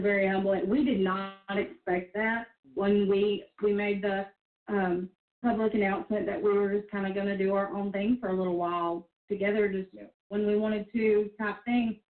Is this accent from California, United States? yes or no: no; Mississippi, United States; We are married and we're from Mississippi